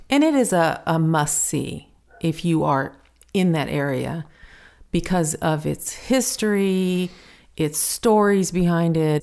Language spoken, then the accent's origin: English; United States; I'm American